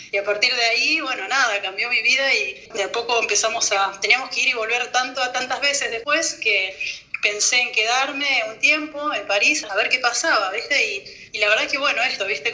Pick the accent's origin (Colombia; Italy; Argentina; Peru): Argentina; moved away as an adult; now in France